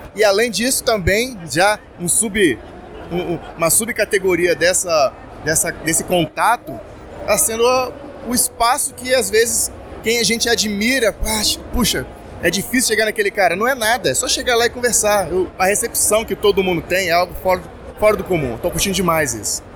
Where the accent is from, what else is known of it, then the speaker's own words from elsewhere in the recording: Espírito Santo, Brazil; eu sou do Espírito Santo